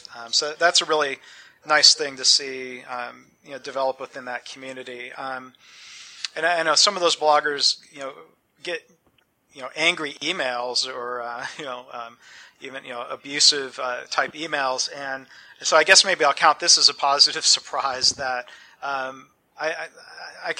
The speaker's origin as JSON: {"language": "English", "area": "Detroit suburbs", "region": "Michigan", "country": "United States", "tie": "born or raised there", "said": "growing up in the Detroit suburbs"}